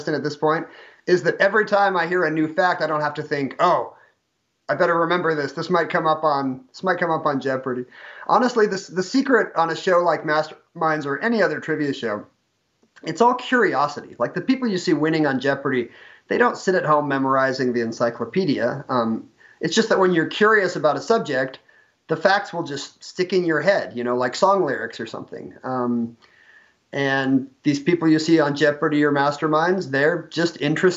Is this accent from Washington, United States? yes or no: yes; Seattle, Washington, United States; also born or lived in Salt Lake City; I'm from Seattle. We moved back here, almost 15 years ago.